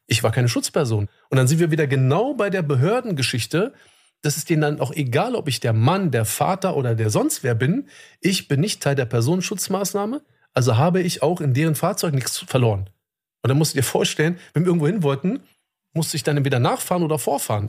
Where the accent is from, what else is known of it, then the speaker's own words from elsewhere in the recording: Germany; bei uns in Deutschland